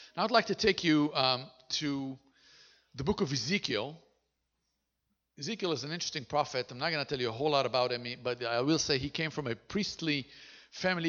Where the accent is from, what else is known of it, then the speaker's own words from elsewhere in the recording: Israel; first language Hebrew; English is a second language; we were born and raised in Israel, and our mother tongue is Hebrew